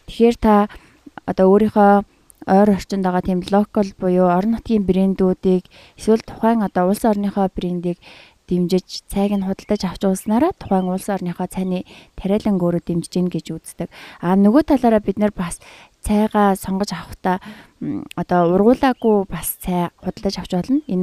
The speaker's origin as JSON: {"language": "Mongolian", "country": "Mongolia", "said": "манай монгол хүн"}